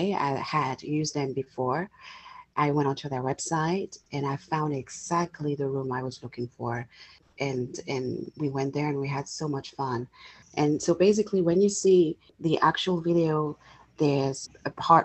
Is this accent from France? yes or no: yes; France; also born or lived in England / United States; now in Los Angeles, United States; I was born and raised in France. I lived in England for many years. I have now been in the States for 8 years.